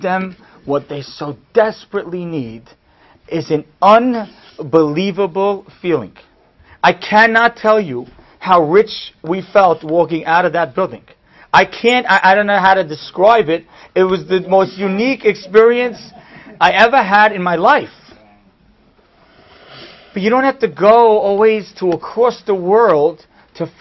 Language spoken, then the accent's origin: English; United States; we're American